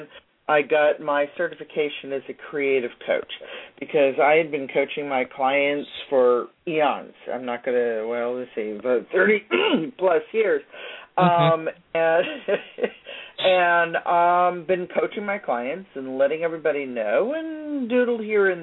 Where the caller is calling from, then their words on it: Northern Virginia, United States; I'm calling from Northern Virginia just outside of Washington, D.C.